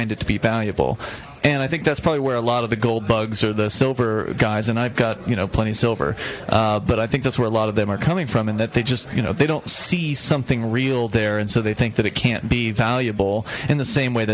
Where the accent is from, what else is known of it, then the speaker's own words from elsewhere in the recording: Keene, New Hampshire, United States; I'm from Keene, New Hampshire.